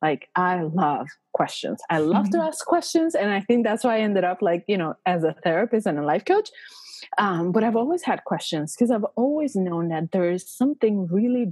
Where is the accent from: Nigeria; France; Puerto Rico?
Puerto Rico; moved away as an adult; also born or lived in Minnesota; I was born and raised in Puerto Rico